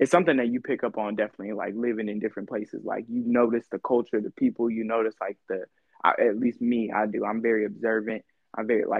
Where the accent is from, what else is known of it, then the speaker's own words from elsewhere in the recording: California, United States; moved away as an adult; now in Houston, United States; I'm from California